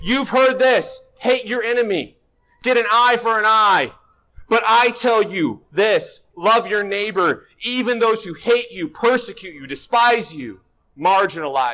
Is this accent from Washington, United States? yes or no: yes; Northwest Washington, United States; I'm from Northwest Washington, so this is my weather